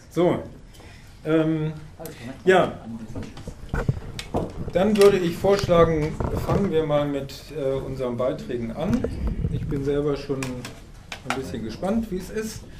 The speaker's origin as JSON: {"language": "German", "town": "Karakoçan", "region": "Elazığ Province", "country": "Turkey", "second_language": "German", "moved": "as an adult", "lives_now": "Germany", "said": "Ich stamme aus Karakotschan in Kurdistan. Ich bin seit Anfang Oktober 2019 in Deutschland und lebe hier als Geflüchteter."}